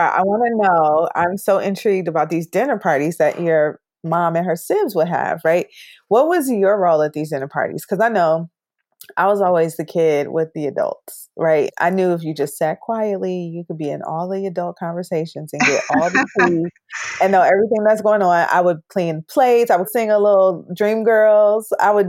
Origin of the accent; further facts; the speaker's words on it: Detroit, Michigan, United States; I think I found growing up in Detroit